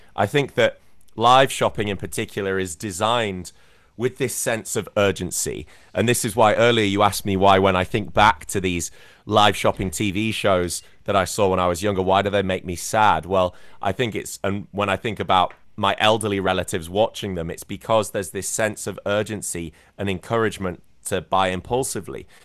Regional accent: Scarborough, Yorkshire and the Humber, United Kingdom; moved away as an adult; also born or lived in London; now in China; my hometown team, which is Scarborough

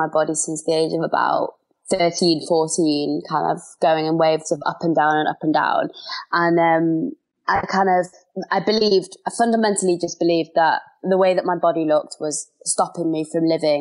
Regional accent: London, United Kingdom; I am from London.

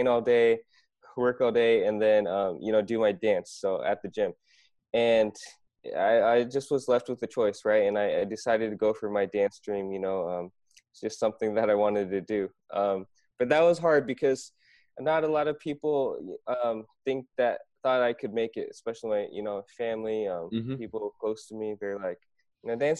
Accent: Iowa, United States; moved away as an adult; also born or lived in Korea; now in South Korea; I grew up in Iowa, pretty much went to school there, high school, college

